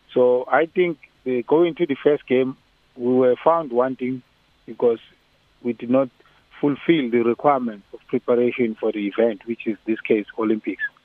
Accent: South Africa

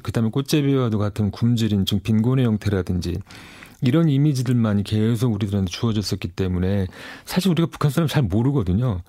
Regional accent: Seoul, South Korea; 전 서울에서 온 사람입니다

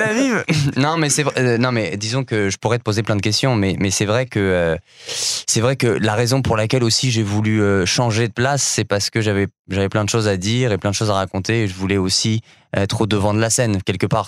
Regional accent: Paris, Île-de-France, France; moved away as an adult; also born or lived in Montreal; j'ai grandi en France, à Paris

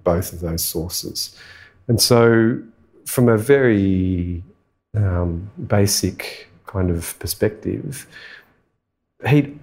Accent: Sydney, New South Wales, Australia; moved away; also born or lived in Northern Territory; I grew up in Western Sydney

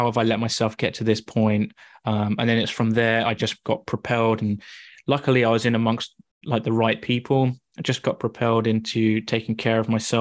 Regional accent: Wooburn Green, South East England, United Kingdom; moved away as an adult; also born or lived in Sheffield; now in Canada; I am originally from Woburn Green, which is super close to you in Marlow. And yeah, I grew up there.

